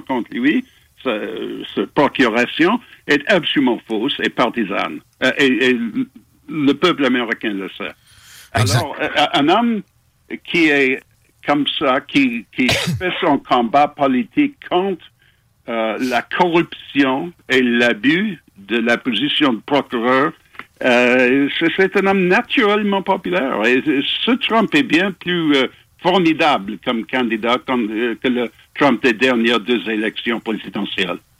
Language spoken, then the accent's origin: French; Montreal, Quebec, Canada; also born or lived in England; now in Toronto, Canada; né à Montréal. Je suis dans mon cœur, je suis toujours québécois.